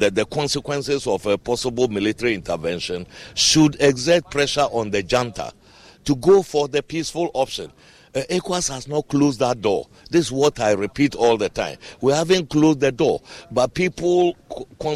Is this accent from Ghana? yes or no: yes; Ghana; I am a Ghanaian myself